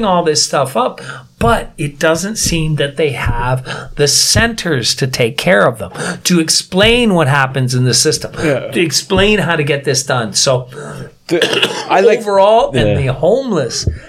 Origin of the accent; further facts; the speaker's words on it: Niagara, Ontario, Canada; now in South Korea; my hometown, Bri, Niagara